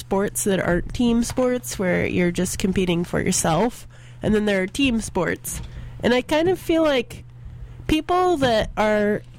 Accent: the South, United States; now in San Francisco, United States; I grew up in the South where football is a huge thing

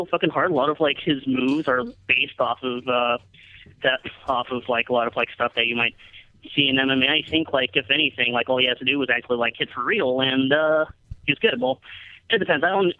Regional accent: San Jose, California, United States; Excited that WrestleMania is going to be in San Jose, my hometown

